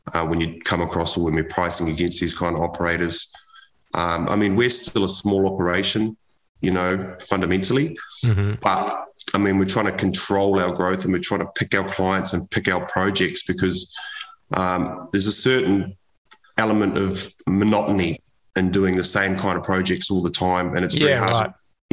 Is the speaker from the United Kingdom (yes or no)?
no; New Zealand; moved away as an adult; now in Australia; I immigrated from New Zealand as a 20-year-old. I left school. I went to the Navy in New Zealand